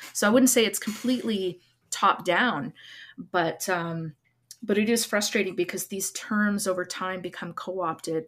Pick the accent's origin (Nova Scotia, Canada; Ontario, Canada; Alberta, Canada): Alberta, Canada; Lac Ste. Anne; now in Edmonton, Canada; I'm from Lac Saint Anne